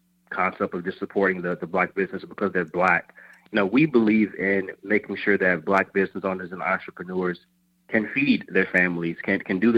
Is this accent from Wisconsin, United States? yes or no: no; Chicago, Illinois, United States; moved away; also born or lived in Atlanta; Originally from Chicago.